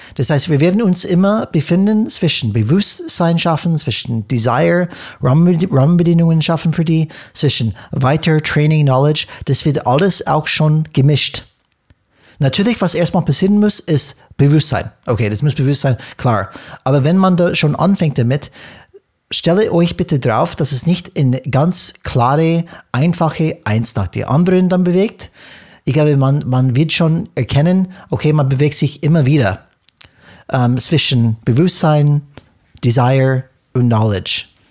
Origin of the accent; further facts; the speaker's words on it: United States; German is a second language; moved away; für uns als Amerikaner